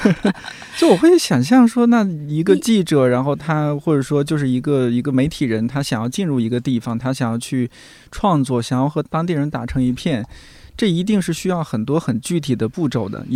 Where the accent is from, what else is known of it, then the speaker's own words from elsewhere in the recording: Shanxi, China; moved away as an adult; now in Beijing, China; 我老家的，或者说是山西某一个地方的一个乡镇